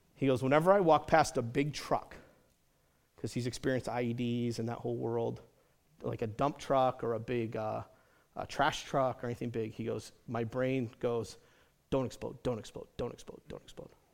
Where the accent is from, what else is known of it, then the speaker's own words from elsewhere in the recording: United States; as American Christians